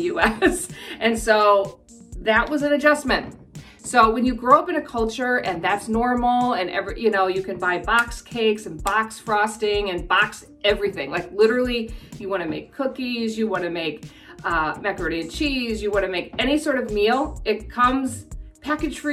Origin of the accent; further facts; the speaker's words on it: Midwest, United States; moved away as an adult; now in New Zealand; I'm from the Midwest